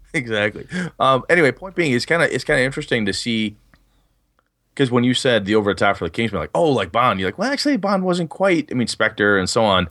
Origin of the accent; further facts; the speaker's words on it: Wausau, Wisconsin, United States; moved away; I was up in, uh, Wausau, Wisconsin, my hometown